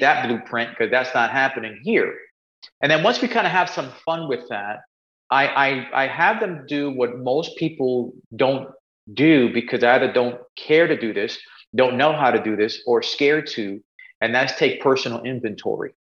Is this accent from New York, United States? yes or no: yes; New York City, New York, United States; I grew up in Spanish Harlem, uh, New York, a place called El Barrio